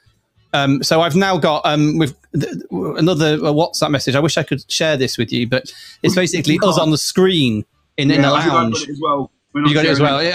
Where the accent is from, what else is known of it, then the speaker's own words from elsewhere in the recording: Manchester, North West England, United Kingdom; I hail from Manchester